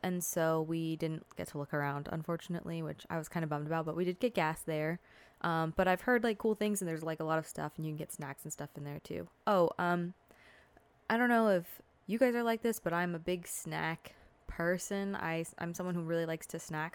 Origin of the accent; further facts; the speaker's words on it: Southern California, United States; I'm from Southern California